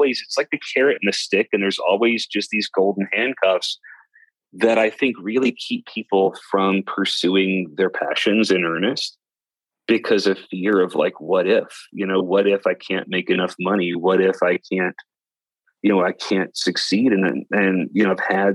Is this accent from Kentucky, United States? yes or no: yes; West Kentucky, United States; accent: Southern drawl; moved away; I'm from West Kentucky originally